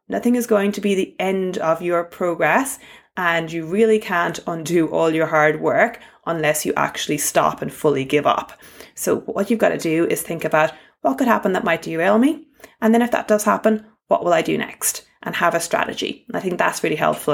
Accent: Ireland; accent: Irish; my Irish accent

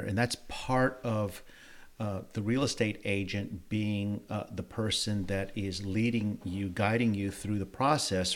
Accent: New Orleans, Louisiana, United States; moved away as an adult; now in Houston, United States; born and raised in New Orleans, Louisiana

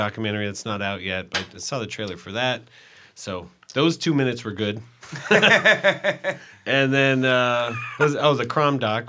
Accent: South Bay, San Francisco Bay Area, California, United States; now in Los Angeles, United States; I grew up in the South Bay. I was from the South Bay. I wasn't in the East Bay

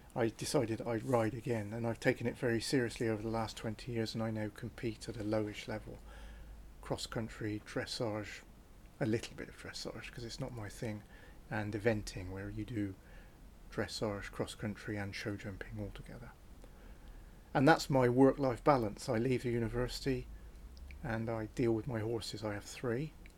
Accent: Cotswold Escarpment, near Tortworth, South West England, United Kingdom; I was born on the Cotswold Escarpment, on the east side of the River Severn

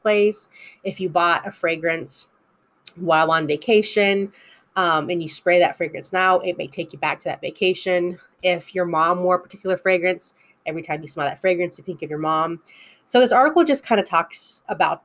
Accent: United States; I know I'm American

